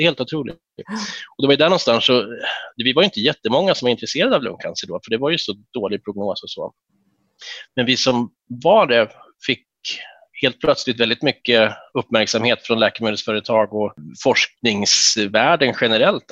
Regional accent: Härnösand, Västernorrland County, Sweden; moved away as an adult; also born or lived in Uppsala; jag är född i Härnösand 76 eh, och eh, växte upp där

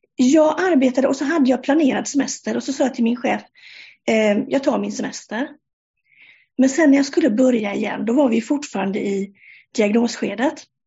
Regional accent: Sweden; moved away as an adult; now in Denmark; Jag är svensk, eh, men sedan 1 juli i år så bor jag i Danmark

